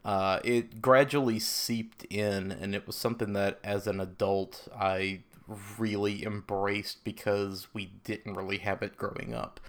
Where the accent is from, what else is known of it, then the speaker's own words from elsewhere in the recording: the South, United States; I grew up in the South in a very religious household